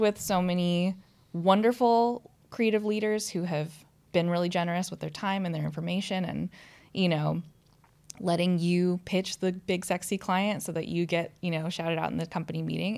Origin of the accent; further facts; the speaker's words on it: United States; moved away as an adult; now in London, United Kingdom; I'm an American